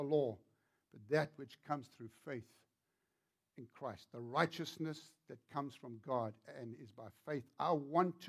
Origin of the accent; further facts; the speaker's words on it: South Africa; accent: South African; moved away as an adult; now in Virginia, United States; When I grew up in South Africa